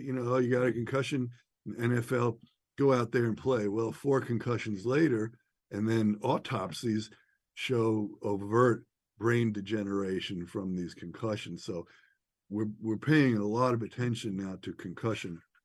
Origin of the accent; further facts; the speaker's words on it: outside of New York City, United States; I'm from New York, outside of New York City, raised in the, you know, uh, late '60s and '70s